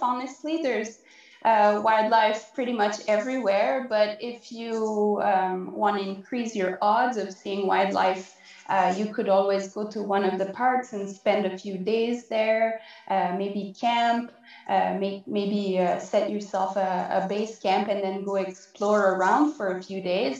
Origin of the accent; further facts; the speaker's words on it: Quebec, Canada; accent: French; moved away as an adult; now in Yukon, Canada; I'm originally from Quebec, which is in the eastern part of Canada. So that's why you might be hearing a bit of an, a French accent